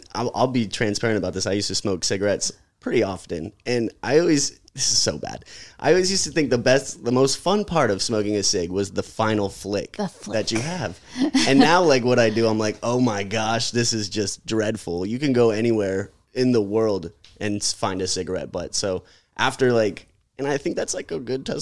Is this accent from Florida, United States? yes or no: yes; St. Petersburg, Florida, United States; born and raised here in Tampa Bay. I grew up in St. Pete